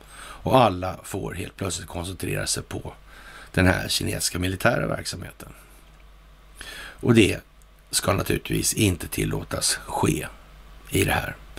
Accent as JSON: {"language": "Swedish", "country": "Sweden", "said": "här hemma i Sverige"}